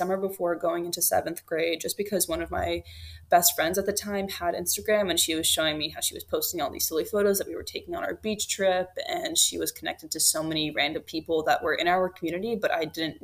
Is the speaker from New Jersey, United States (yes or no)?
no; Washington, District of Columbia, United States; also born or lived in Moscow, Russia; I moved to the Washington, D.C. area with my family